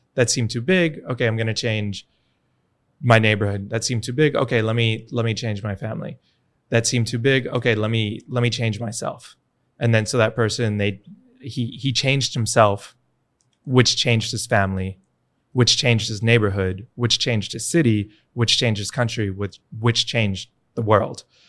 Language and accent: English; New York, United States; moved away as an adult; now in El Salvador; I'm from New York originally